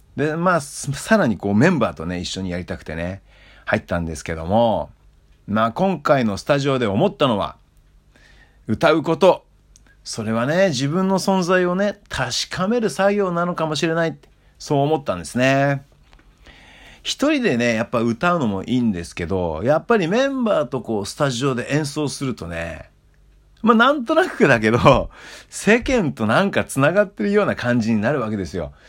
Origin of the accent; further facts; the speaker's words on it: Hokkaido, Japan; 僕のふるさとね、えー、北海道